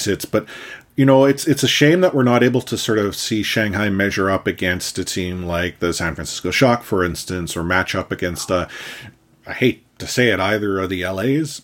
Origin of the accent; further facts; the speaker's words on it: Canada; me as a Canadian citizen